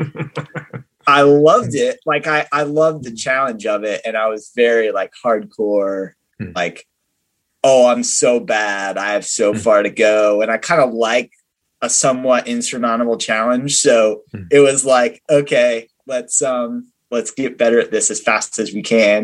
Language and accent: English; Virginia, United States; moved away as an adult; now in Texas, United States; I grew up in Virginia